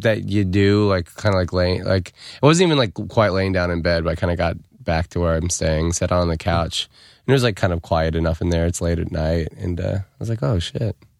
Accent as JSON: {"language": "English", "country": "United States", "tie": "born or raised there", "said": "I grew up in America"}